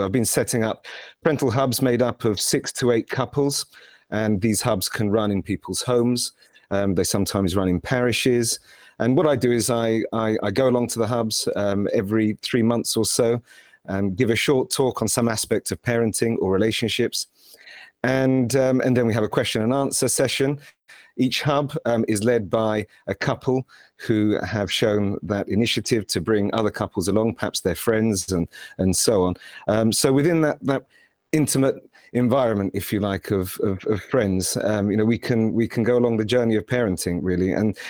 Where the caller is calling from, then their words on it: Purley, London, United Kingdom; Well, I'm speaking from Purley, Greater London. It's where I'm based, but traveling a lot recently. But today I'm in London.